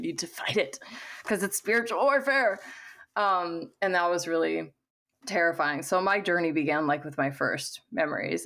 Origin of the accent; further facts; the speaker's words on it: Missouri, United States; I was raised in the Midwest in, um, Missouri